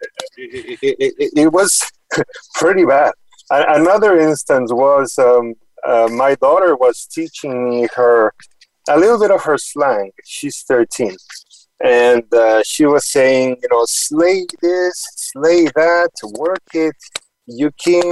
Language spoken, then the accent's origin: English; Mexico; moved away as an adult; also born or lived in Houston, United States / New York City, United States; now in Boston, United States; the whole family moved to Mexico, and I stayed there until my early 20s